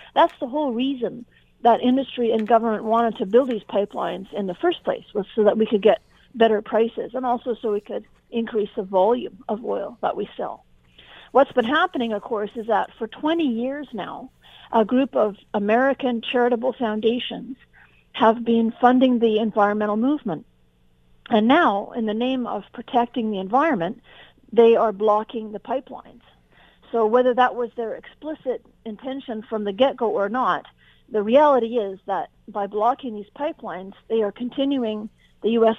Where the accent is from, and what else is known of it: Canada